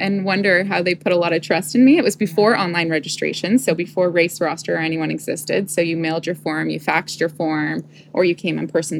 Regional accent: Toronto, Ontario, Canada; born or raised there; also born or lived in Guelph, Ontario

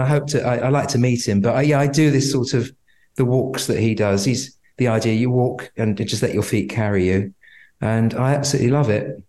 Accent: London, United Kingdom; also born or lived in Nottingham; I grew up in Tottenham, North London

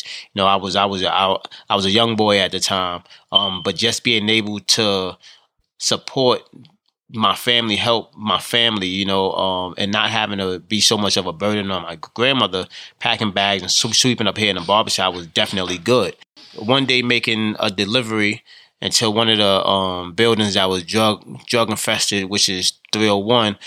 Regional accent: New York City, New York, United States; I grew up in the South Bronx, which is one of the poorest congressional districts

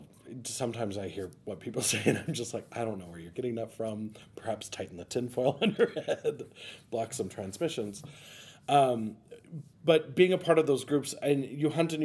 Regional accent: Helena, Montana, United States; I'm much more from Western Montana, grew up in Helena

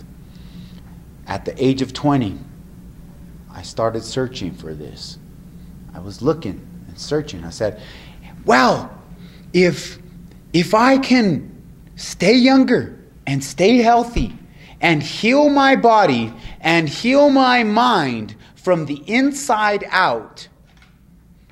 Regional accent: New Mexico, United States; here in my hometown

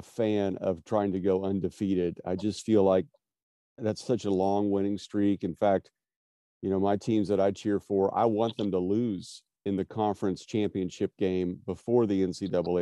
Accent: Wichita, Kansas, United States; I'm from Wichita

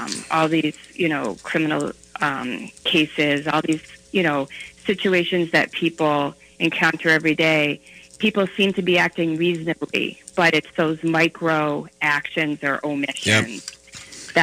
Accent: Western Massachusetts, United States; now in Minnesota, United States; I grew up in Western Massachusetts

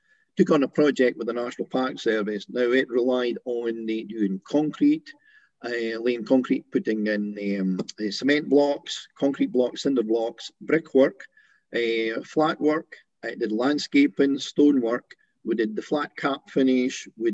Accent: Scotland, United Kingdom; we're both from Scotland

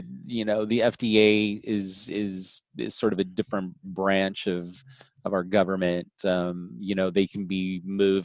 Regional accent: Colorado, United States; moved away; also born or lived in Wisconsin / Arizona / California; My parents moved to Colorado. My dad bought some land and had a ranch. And so I basically grew up in the country, on a small ranch

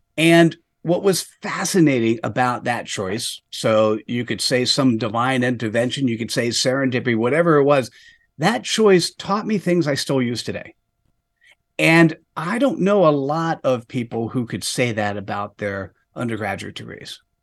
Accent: New Jersey, United States; in the East Coast of the United States, uh, formative years technically was in New Jersey

